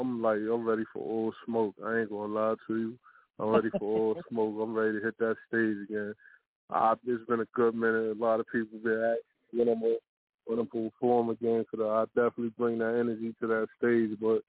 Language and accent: English; New York City, New York, United States; also born or lived in Virginia; Was born in Virginia, but I was brought up in Brooklyn, New York.